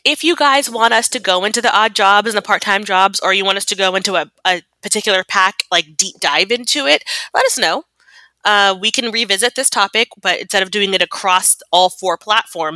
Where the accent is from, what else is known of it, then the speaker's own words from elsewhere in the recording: United States; I'm American